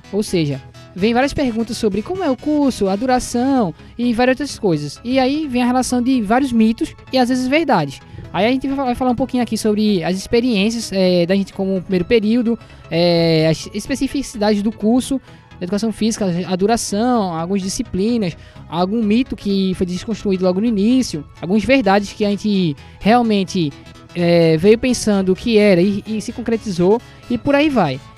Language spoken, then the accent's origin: Portuguese; Moreno, Pernambuco, Brazil; sou da cidade de Moreno.